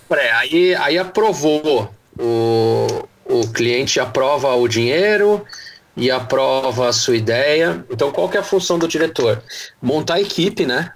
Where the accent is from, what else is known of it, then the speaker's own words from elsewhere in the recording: Santo André, São Paulo, Brazil; now in São Paulo, Brazil; Eu sou de Santo André, hoje eu moro em São Paulo.